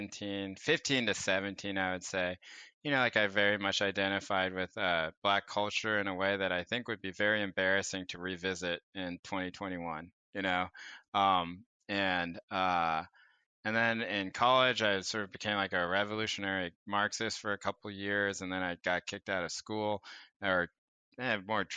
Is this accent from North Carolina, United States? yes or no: yes; North Carolina, United States; now in Bay Area, United States; growing up in North Carolina